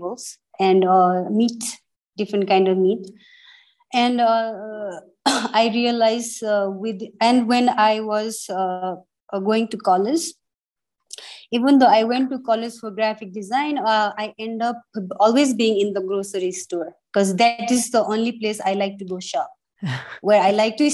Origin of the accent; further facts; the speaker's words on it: Terai, Nepal; also born or lived in Kathmandu, Nepal / Pokhara, Nepal; When I was growing up in Tarai, Tarai was so clean